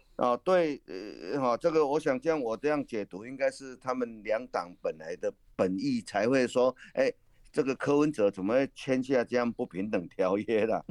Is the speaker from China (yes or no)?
no; Taiwan; 用我们台湾话来讲